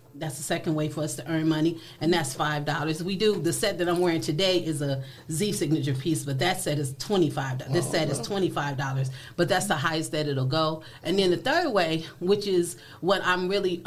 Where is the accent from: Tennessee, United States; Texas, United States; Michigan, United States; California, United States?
Michigan, United States; Benton Harbor; moved away as an adult; now in Toledo, United States; I'm from Benton Harbor, Michigan